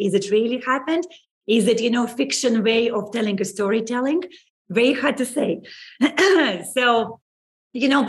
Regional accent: Saint Petersburg, Russia; moved away as an adult; I left 20 years ago. I was born in St. Petersburg.

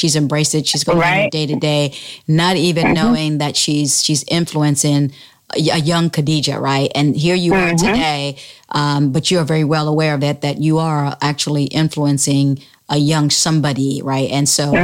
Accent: Sierra Leone; now in United States; when I was growing up in Sierra Leone back then

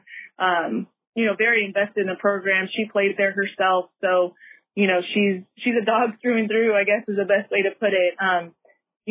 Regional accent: Casa Grande, Arizona, United States; we had a little bit of background or a lot of background with each other growing up in Casa Grande

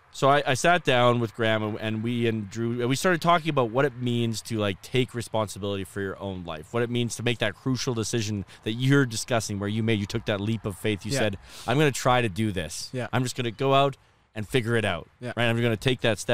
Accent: Red Deer, Alberta, Canada; Red Deer, which is my hometown, which is, happens to be between Edmonton and Calgary.

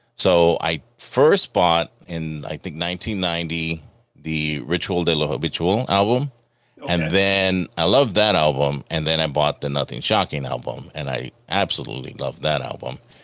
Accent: Los Angeles, California, United States; growing up in Los Angeles

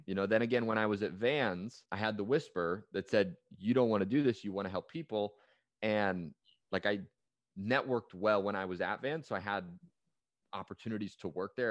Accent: Bay Area, California, United States; I grew up in the Bay Area

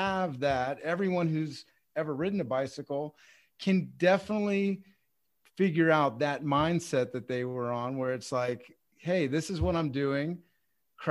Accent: Texas, United States; I'm from Texas

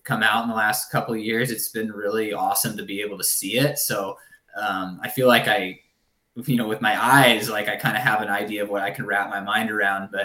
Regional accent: Southern Oregon, United States; moved away as an adult; also born or lived in Ashland, Oregon; now in Sacramento, United States; a community college back in my hometown in Southern Oregon

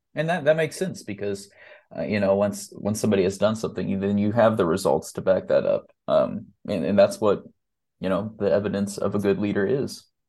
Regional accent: Mattoon, Illinois, United States; my hometown of Mattoon, Illinois

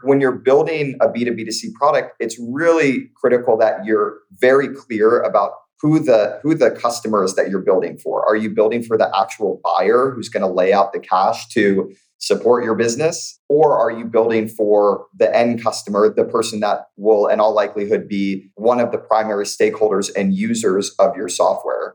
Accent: St. Louis, Missouri, United States; moved away as an adult; now in Bay Area, United States; I'm born and raised in St. Louis, Missouri, migrated out to the Bay Area over a decade ago for school.

